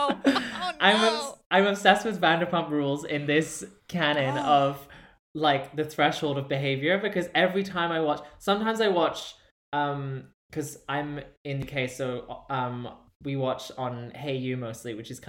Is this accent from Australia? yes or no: no; United Kingdom; as a British person